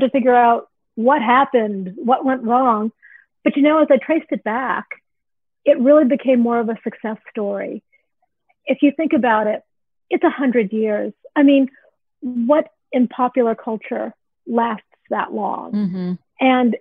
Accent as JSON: {"language": "English", "country": "United States", "tie": "born or raised there", "also_born_or_lived": "Iowa", "said": "I grew up in the Washington, D.C. suburbs where pageants were not a big thing"}